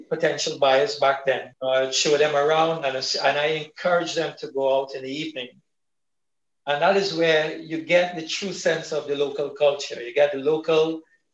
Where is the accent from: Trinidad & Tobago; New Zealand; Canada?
Trinidad & Tobago; now in Saint Lucia; I'm also originally from Trinidad